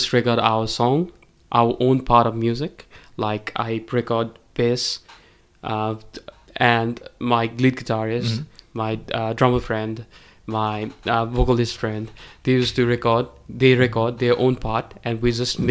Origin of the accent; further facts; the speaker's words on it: Kathmandu, Bagmati, Nepal; We're all from Kathmandu